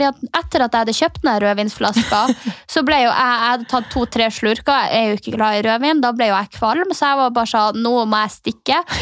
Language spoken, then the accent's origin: Norwegian; Finnmark, Norway; now in Oslo, Norway; kommer fra Finnmark.